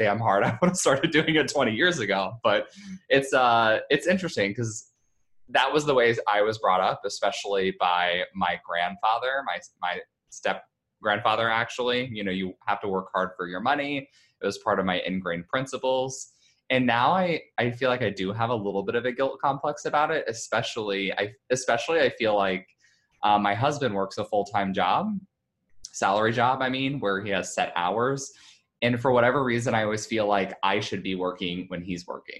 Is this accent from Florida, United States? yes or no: no; Indiana, United States; moved away; I grew up in Indiana in the Midwest, like pretty middle-class family.